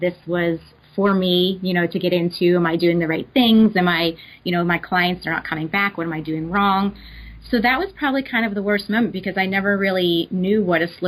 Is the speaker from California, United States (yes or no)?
no; Pittsburgh, Pennsylvania, United States; I'm from Pittsburgh, Pennsylvania, and I currently also reside here.